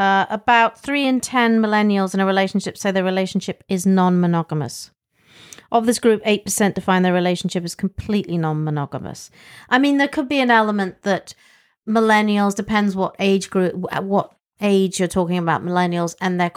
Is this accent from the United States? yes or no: no; England, United Kingdom; Well, I grew up in England.